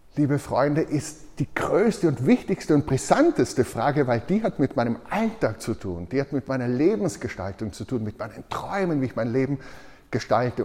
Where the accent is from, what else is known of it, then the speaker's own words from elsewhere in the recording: Tyrol, Austria; ich als Tiroler